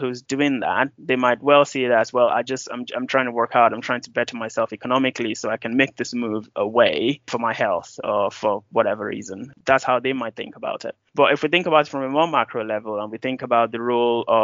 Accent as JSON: {"language": "English", "country": "Nigeria", "said": "I'm Nigerian"}